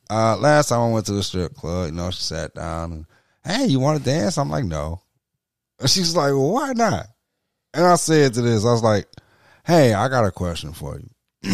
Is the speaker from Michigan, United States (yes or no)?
yes; Detroit, Michigan, United States; I'm from Mack and Van Dyke.